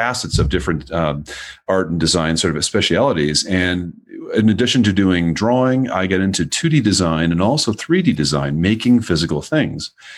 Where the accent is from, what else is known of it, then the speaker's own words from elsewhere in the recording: Minnesota, United States; I'm from Minnesota.